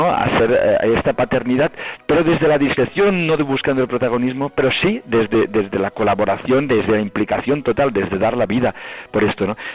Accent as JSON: {"language": "Spanish", "town": "Llucmajor", "region": "Balearic Islands", "country": "Spain", "tie": "born or raised there", "moved": "as an adult", "lives_now": "Barcelona, Spain", "said": "mi pueblo de Yumayor"}